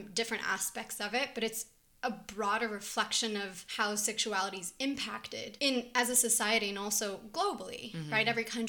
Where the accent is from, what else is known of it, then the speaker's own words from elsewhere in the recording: Israel; because I grew up in two countries. I grew up here and in Israel.